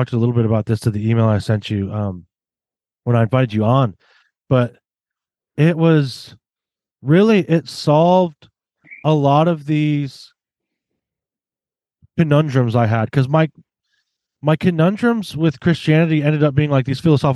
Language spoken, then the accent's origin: English; Southern U.S., United States; I grew up in the South here in the Southern U.S.